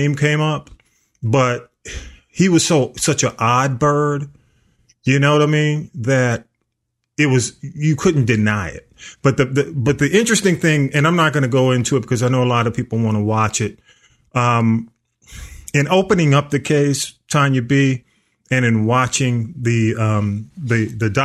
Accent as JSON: {"language": "English", "town": "Atlanta", "region": "Georgia", "country": "United States", "tie": "born or raised there", "said": "I grew up in South Atlanta."}